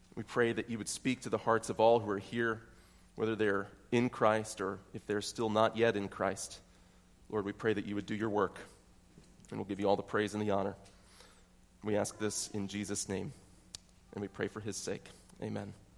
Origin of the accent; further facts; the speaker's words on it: York County, Pennsylvania, United States; I might say that I'm from York County. I might say that I'm from North York.